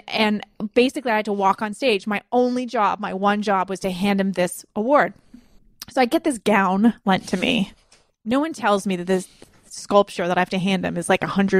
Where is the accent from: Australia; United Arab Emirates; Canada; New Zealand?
Canada; we're Canadian